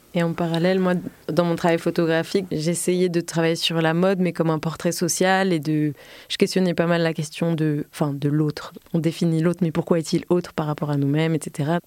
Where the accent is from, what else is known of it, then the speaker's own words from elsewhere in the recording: Combs-la-Ville, Île-de-France, France; j'ai grandi dans le 77, à Comble-la-Ville, une petite banlieue